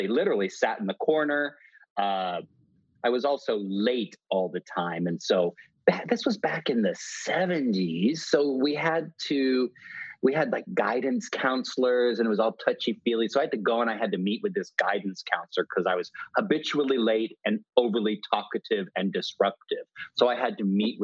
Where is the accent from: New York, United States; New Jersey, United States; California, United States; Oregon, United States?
Oregon, United States; Salem; I was born in Oregon, in Salem, Oregon, and then my family moved all around Oregon State